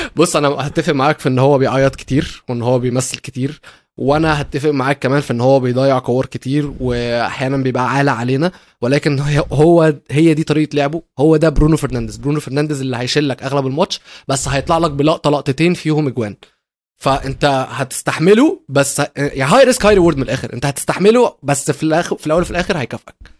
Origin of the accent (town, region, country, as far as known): Egypt